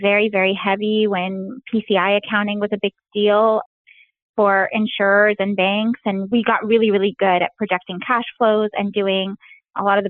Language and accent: English; Alexandria, Alexandria Governorate, Egypt; moved away; I grew up in Alexandria, Egypt